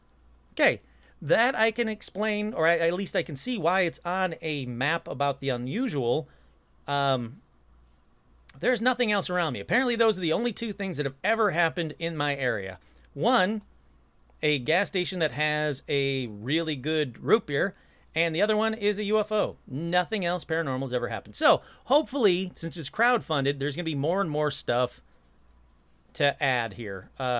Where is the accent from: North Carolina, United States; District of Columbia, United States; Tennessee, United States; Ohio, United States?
North Carolina, United States; It was incredibly hot. I'm from North Carolina. I was in California for my cousin's high school graduation.